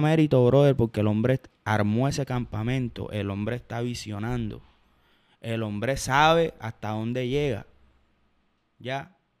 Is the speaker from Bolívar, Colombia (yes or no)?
yes; Cartagena, Bolívar, Colombia; Yo soy champetudo porque soy cartagenero, porque crecí escuchando champeta